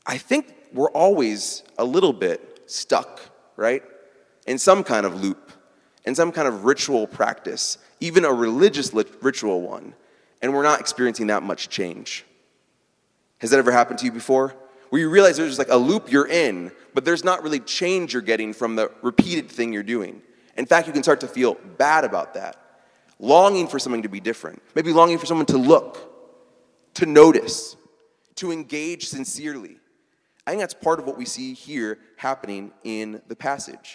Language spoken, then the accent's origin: English; Midwest, United States; I'm from the Midwest